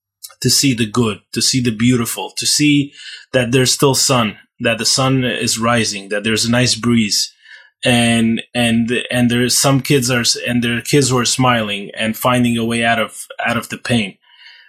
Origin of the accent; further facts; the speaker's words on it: Ukraine; moved away as an adult; now in Israel; I grew up in Ukraine all my life. That's what I know. That's where I learned to walk and talk